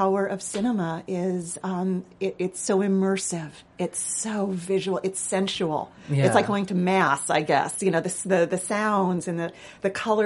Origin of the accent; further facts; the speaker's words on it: Los Angeles, California, United States; I grew up in Los Angeles